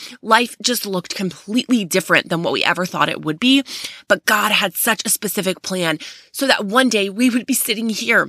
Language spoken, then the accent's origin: English; Texas, United States; So almost everyone in the family is above 6 feet tall, and we're from Texas. So everything really is bigger in Texas, if you were wondering.